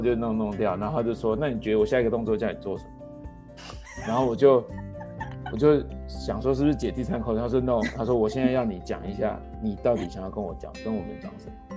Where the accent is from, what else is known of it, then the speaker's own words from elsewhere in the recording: Taiwan; 像我就是独生子网从台湾长大